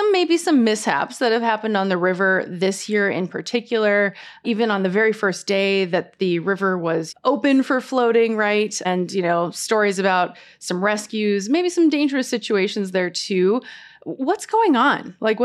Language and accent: English; Missoula, Montana, United States; now in Boise, United States; I'm from Missoula, Montana, and we used to float the rivers.